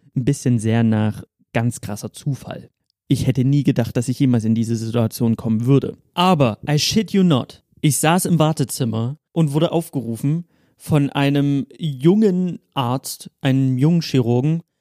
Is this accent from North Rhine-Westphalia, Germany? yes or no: no; Dresden, Saxony, Germany; moved away as an adult; now in Cologne, Germany; ich bin hier in Dresden geboren, meine Mutter ist Dresdnerin